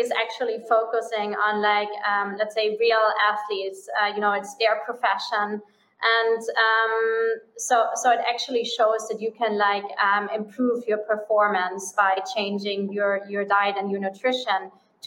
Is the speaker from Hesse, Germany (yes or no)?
no; Munich, Bavaria, Germany; English is a second language; moved away as an adult; also born or lived in Miami / Bahamas; I'm originally from Germany. So I'm from Munich, from the famous beer town.